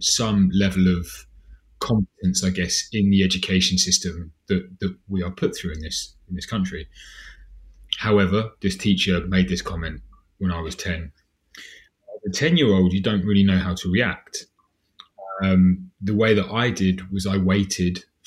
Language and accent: English; Southampton, South East England, United Kingdom; I'm from Southampton.